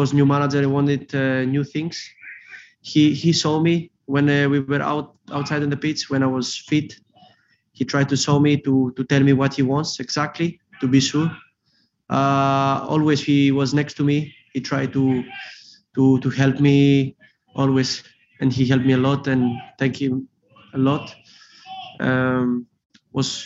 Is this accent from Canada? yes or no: no; Greece; English is a second language; now in Liverpool, United Kingdom; I'm Greek also, and that's why I'm Greek Scouser.